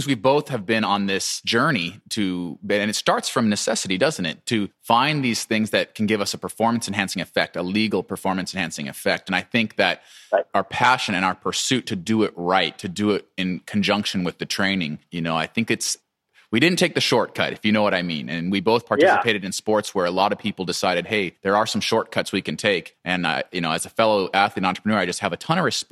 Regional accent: Boise, Idaho, United States; I grew up in Boise, Idaho in the Rocky Mountains

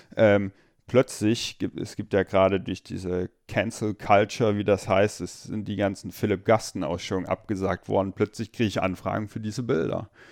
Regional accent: Limburg, Hesse, Germany; also born or lived in Meissen, Saxony; in Limburg ähm, bin ich dann zwar aufgewachsen

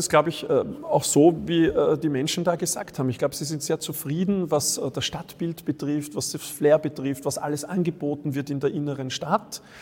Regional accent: France; als Franzose muss ich ganz ehrlich sagen, es war wirklich perfekt für mich.

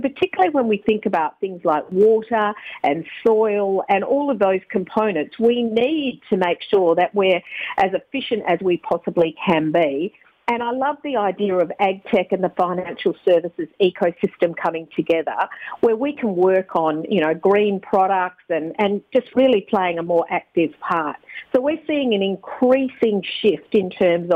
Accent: Country Western Australia, Australia; I'm from Country WA originally

